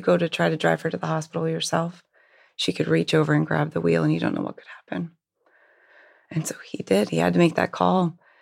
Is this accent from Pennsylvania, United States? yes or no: yes; Hershey, Pennsylvania, United States; I actually grew up in Hershey, Pennsylvania